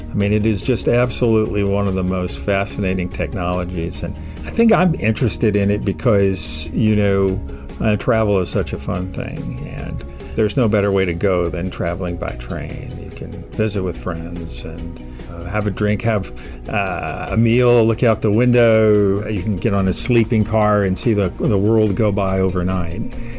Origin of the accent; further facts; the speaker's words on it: Tampa, Florida, United States; growing up in Tampa, Florida, with deep roots in Atlanta